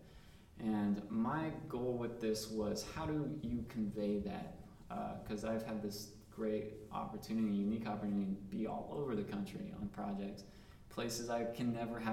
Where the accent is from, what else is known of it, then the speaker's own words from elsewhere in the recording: Southwest, United States; I'm from the Southwest.